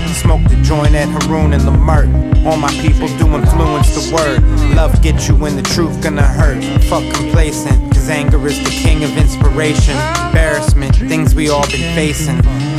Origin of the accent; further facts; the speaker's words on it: Venice Beach, California, United States; I'm from Venice Beach like … is to Bed-Stuy.